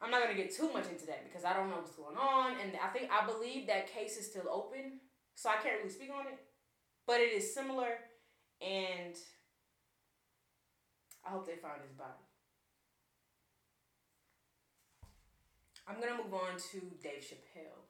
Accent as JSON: {"language": "English", "town": "Hammond", "region": "Louisiana", "country": "United States", "said": "I'm from Hammond, Louisiana"}